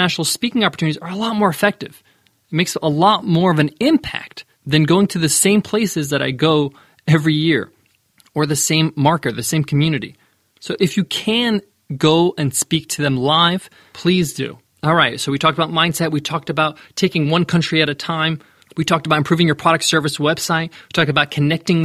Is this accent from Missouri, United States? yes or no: no; New York, United States; I'm from New York